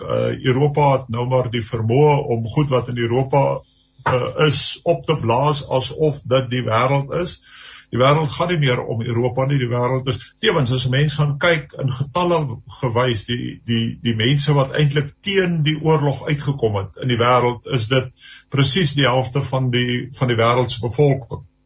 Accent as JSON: {"language": "Afrikaans", "country": "South Africa", "said": "ons as Suid-Afrikaners"}